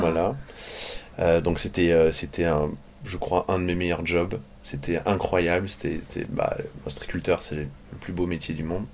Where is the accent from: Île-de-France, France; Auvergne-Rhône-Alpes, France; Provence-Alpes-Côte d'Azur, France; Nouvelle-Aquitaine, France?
Nouvelle-Aquitaine, France; Andernos-les-Bains; je suis né ici sur le, sur le bassin d'Arcachon, enfin toute ma famille